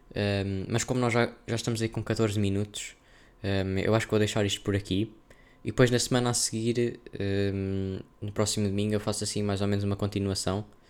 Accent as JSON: {"language": "Portuguese", "country": "Portugal", "said": "sou um menino do interior"}